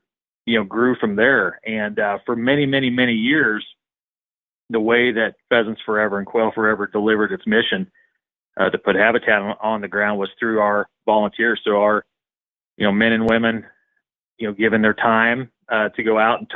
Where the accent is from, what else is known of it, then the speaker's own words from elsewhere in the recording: Central Missouri, United States; I'm from Central Missouri. Grew up in a really rural community